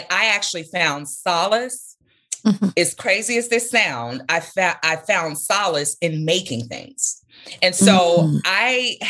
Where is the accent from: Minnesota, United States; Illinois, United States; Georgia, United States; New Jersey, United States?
Illinois, United States; Chicago; I grew up in the Englewood community on Chicago's South Side